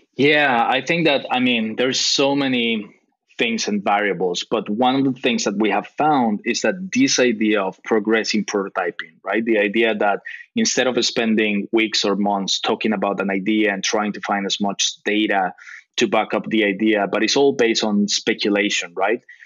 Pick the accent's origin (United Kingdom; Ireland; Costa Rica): Costa Rica; moved away as an adult; now in Tokyo, Japan; I'm I'm half uh, Costa Rican, half British. My dad is British, my mom is Costa Rican, but I was born and raised in Costa Rica